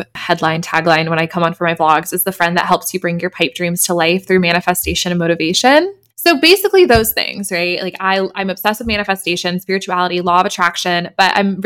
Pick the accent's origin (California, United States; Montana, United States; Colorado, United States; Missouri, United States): Colorado, United States; Denver; now in New York City, United States; I grew up in Denver, Colorado, and I now live in New York City.